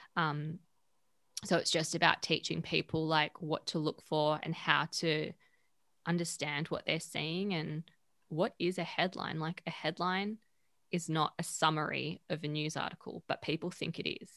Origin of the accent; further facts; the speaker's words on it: Perth, Western Australia, Australia; moved away as an adult; now in Sydney, Australia; I'm originally from Perth.